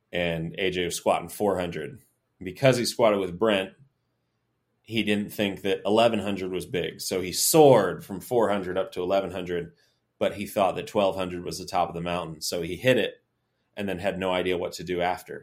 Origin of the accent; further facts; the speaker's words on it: Tallahassee, Florida, United States; I'm from Tallahassee, so I grew up